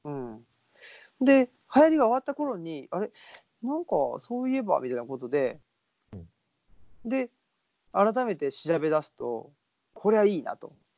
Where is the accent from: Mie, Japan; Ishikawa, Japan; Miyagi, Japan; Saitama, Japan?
Saitama, Japan; now in Nara Prefecture, Japan; 僕も出身があの、えっと、浦和ってとこなんで